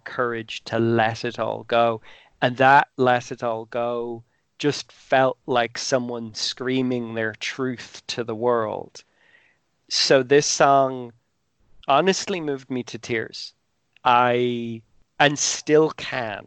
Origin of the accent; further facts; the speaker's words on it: Ireland; I'm Irish. I went to an Irish school.